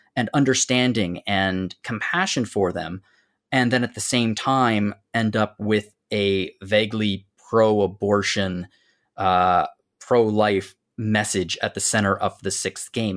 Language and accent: English; Canada; I'm, I'm Canadian